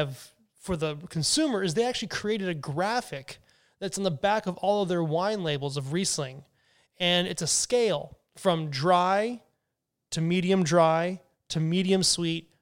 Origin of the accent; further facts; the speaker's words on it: United States; us as an American wine drinking culture